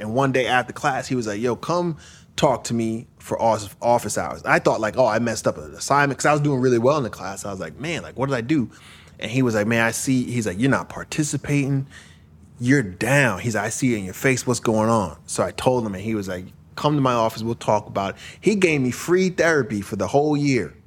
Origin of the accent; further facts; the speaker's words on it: Brentwood, New York, United States; moved away as an adult; also born or lived in Queens, New York; now in Los Angeles, United States; I was in Queens and Brentwood when I grew up. And, uh, mostly in Brentwood, a little bit in Queens